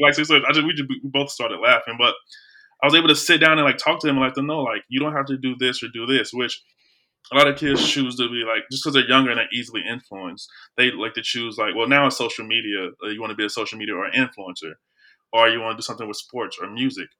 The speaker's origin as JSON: {"language": "English", "town": "Belleville", "region": "Illinois", "country": "United States", "moved": "yes", "lives_now": "St. Louis, United States", "said": "I'm from Belleville, Illinois, I probably moved to Saint Louis"}